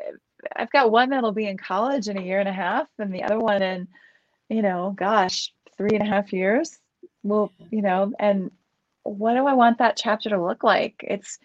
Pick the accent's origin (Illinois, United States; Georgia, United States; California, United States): Illinois, United States; Chicago; now in Boulder, United States; I'm from Chicago